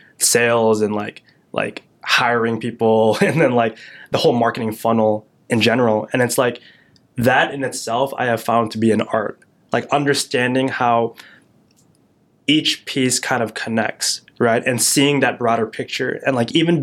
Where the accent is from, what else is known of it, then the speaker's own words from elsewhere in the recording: Yorkville, Illinois, United States; my hometown of Yorkville, Illinois